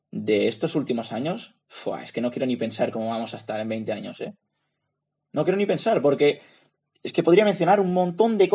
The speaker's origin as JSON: {"language": "Spanish", "region": "Catalonia", "country": "Spain", "said": "Yo, yo realmente, como catalán"}